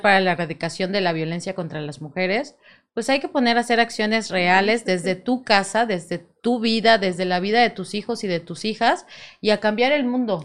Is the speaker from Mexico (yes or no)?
yes; Mexico; como todo mexicano